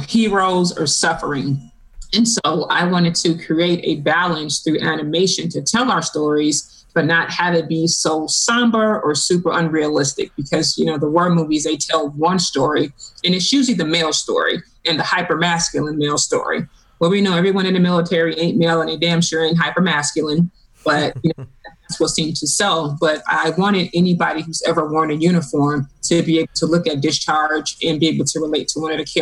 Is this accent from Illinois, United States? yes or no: yes; Chicago, Illinois, United States; moved away as an adult; I grew up born and raised in Chicago. And I was born and raised in the projects